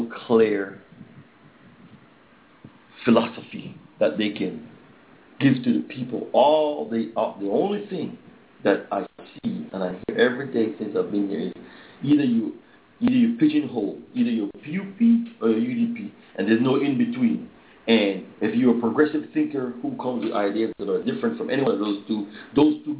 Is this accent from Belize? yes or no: yes; Belize; now in United States; to be on the ground here in the motherland